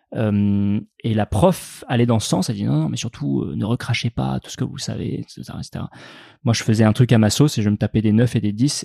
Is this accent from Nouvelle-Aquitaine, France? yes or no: yes; Sarlat, Nouvelle-Aquitaine, France; moved away; je, suis, né à Sarlat et j'ai grandi euh, en Dordogne, ouais, dans, dans, le Périgord noir